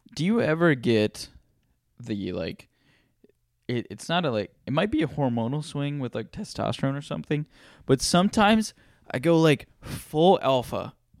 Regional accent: United States; being born here in America.

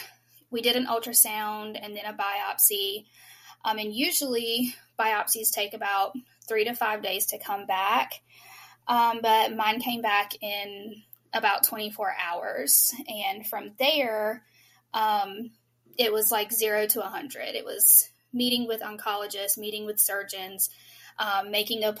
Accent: North Carolina, United States; I'm actually from North Carolina

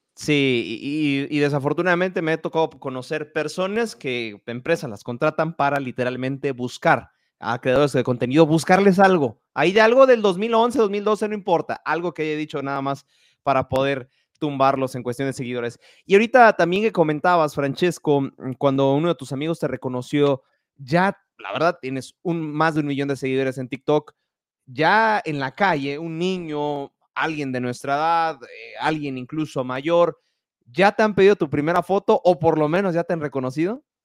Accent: Mexico; estoy hablando en México, donde soy, yo

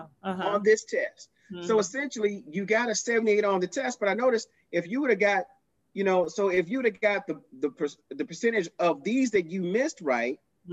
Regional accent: Houston, Texas, United States; Now, we grew up on the South Side of Houston.

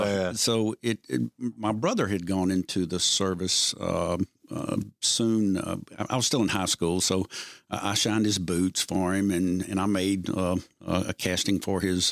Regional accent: Edwards, Mississippi, United States; I was from Edwards, Mississippi

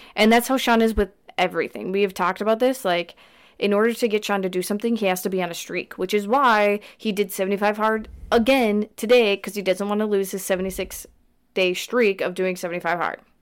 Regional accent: Wisconsin, United States; we're from Wisconsin

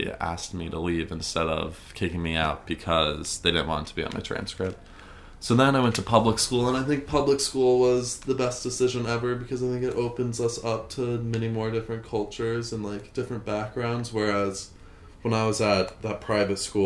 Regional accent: Long Island, New York, United States; I grew up on Long Island with three other siblings and my two parents

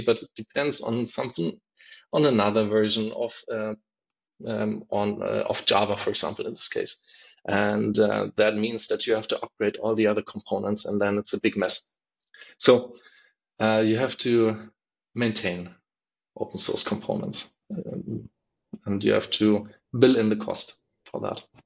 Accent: Berlin, Germany; I'm from Berlin

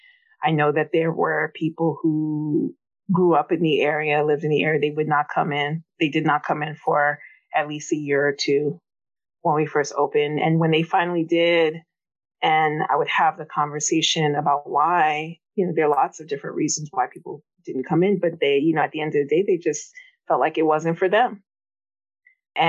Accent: New York City, New York, United States; also born or lived in Bed-Stuy, Brooklyn; I grew up in Queens

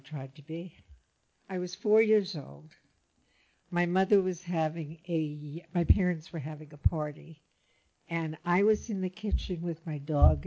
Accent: New York City, New York, United States; now in Laguna Niguel, United States; As I said, I'm from the Bronx, and I'm also from an area called Little Italy

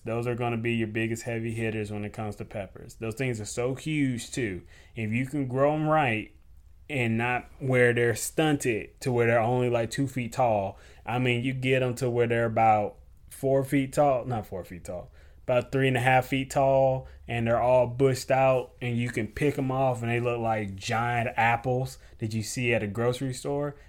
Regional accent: the South, United States; I was raised up in the South

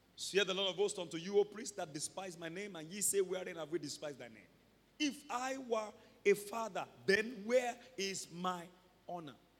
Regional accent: Ibadan, Oyo, Nigeria; growing up in Mokola

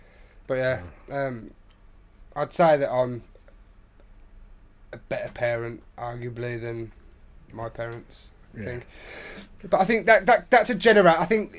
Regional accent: London, United Kingdom; I'm from London, mate.

